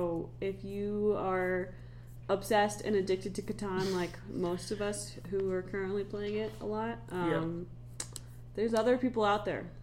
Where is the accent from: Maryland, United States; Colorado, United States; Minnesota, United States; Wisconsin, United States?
Colorado, United States; Summit Cove; growing up in Summit Cove